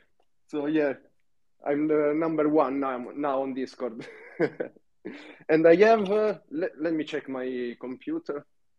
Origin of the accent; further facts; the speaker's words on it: Italy; accent: Italian; English is a second language; my Italian accent.